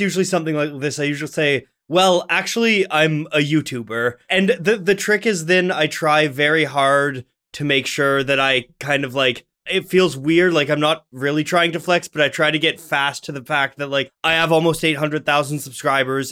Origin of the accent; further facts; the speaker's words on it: Ottawa, Ontario, Canada; I was born in Ottawa, Canada